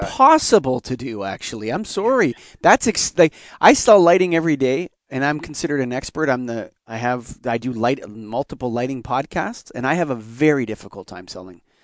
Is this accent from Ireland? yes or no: no; Canada; I'm Canadian